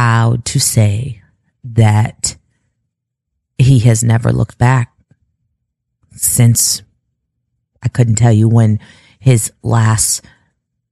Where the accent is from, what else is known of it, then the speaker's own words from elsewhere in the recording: Chicago, Illinois, United States; moved away; also born or lived in California / Kentucky; Chicago, I tell people this, even though that is my hometown